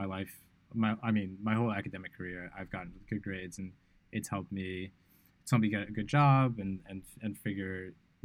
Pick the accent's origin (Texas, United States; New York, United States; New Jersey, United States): New York, United States; New York City; moved away as an adult; now in Bali, Indonesia; growing up in New York City is quite interesting.